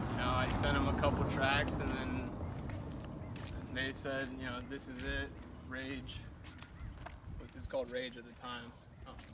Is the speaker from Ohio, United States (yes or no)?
yes; Dayton, Ohio, United States; I am from Dayton, not Chicago